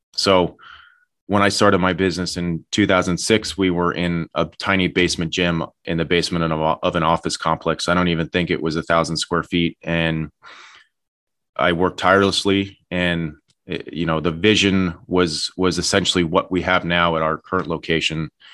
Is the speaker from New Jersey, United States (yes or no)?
yes; Madison, New Jersey, United States; I was born and raised in Madison, New Jersey.